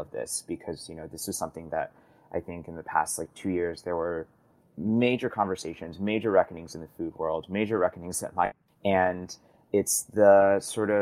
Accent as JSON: {"language": "English", "region": "Midwest", "country": "United States", "tie": "born or raised there", "said": "I grew up in the Midwest"}